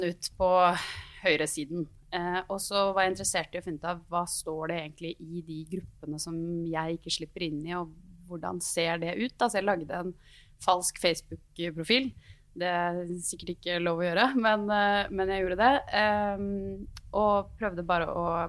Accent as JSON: {"language": "Norwegian", "town": "Gjøvik", "region": "Innlandet", "country": "Norway", "moved": "as an adult", "lives_now": "Oslo, Norway", "said": "jeg er eh, sosialdemokrat fra Gjøvik, 28 år, bodd i Oslo de siste ni"}